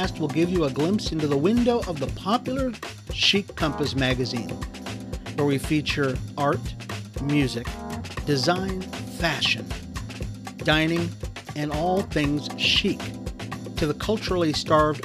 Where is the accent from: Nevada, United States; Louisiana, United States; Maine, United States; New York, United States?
Nevada, United States; Las Vegas; I was raised in Las Vegas